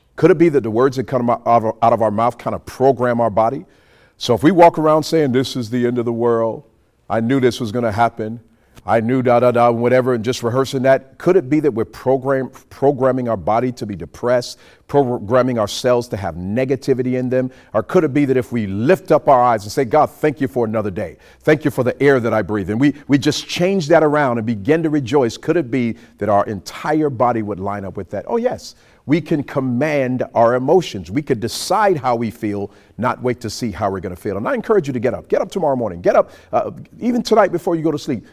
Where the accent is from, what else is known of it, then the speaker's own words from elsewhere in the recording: New York City, New York, United States; now in Montgomery, United States; We grew up in New York City